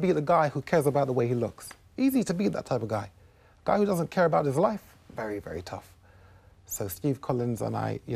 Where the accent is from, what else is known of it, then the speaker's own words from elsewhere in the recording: United Kingdom; I was born in the United Kingdom